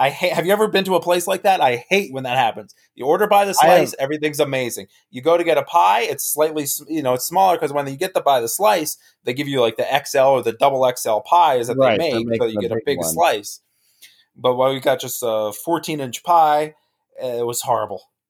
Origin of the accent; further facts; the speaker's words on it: New Jersey, United States; now in Knoxville, United States; I'm originally from New Jersey